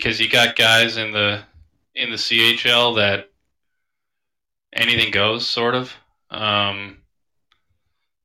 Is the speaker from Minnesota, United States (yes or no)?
yes; Minnesota, United States; now in Seattle, United States; I'm from Minnesota